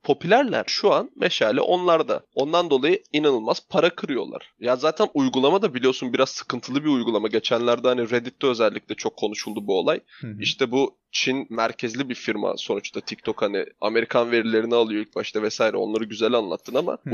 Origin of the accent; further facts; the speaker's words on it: Black Sea Region, Turkey; Biz Karadenizliyiz, horon teperiz.